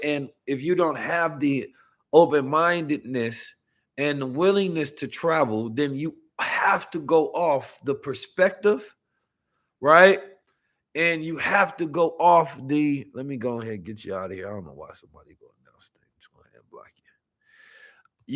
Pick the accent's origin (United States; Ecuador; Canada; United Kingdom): United States; being an American man